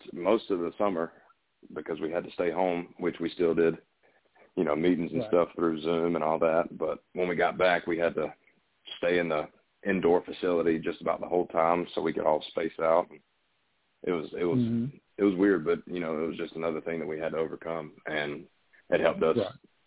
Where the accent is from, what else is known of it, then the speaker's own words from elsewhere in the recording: Valdosta, Georgia, United States; I was born and raised in Vadea, Georgia, South Georgia